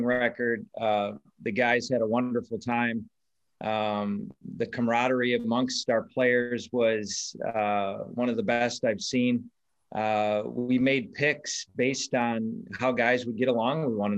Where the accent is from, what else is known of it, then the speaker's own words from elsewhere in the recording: Wisconsin, United States; at Whistling Straits in my home state